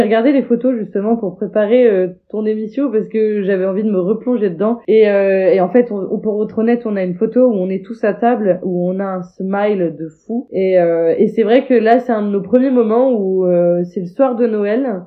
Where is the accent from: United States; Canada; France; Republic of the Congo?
France; Normandy; je suis normande, je vis en Normandie